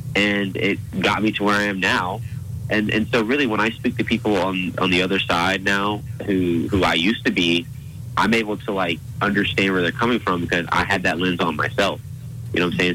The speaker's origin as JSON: {"language": "English", "town": "Auburn", "region": "Alabama", "country": "United States", "tie": "born or raised there", "said": "born and raised Auburn, Alabama"}